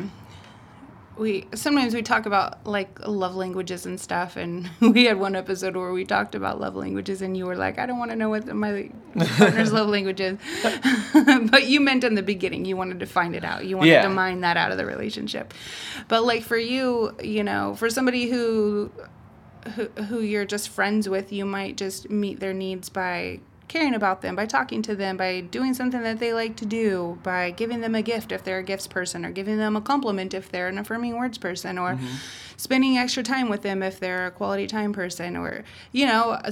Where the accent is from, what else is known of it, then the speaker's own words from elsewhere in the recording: Humboldt County, California, United States; I grew up in Humboldt County